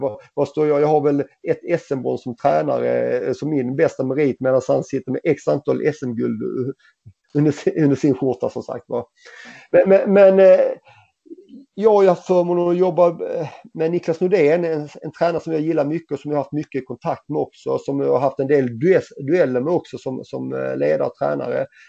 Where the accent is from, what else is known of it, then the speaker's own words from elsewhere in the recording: Helsingborg, Skåne, Sweden; moved away as an adult; also born or lived in Gothenburg; i FC Helsingborg i min lilla trygga miljö där jag vuxit upp, eh, eller vuxit upp och i min hemstad